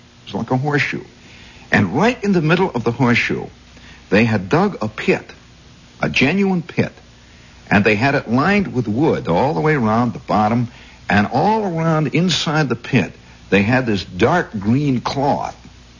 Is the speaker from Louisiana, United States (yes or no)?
no; Indiana, United States; accent: Indiana; And so I immediately turned down my Indiana accent. I had it, you know. I said, "Yep, I'm from Indiana, Patawi."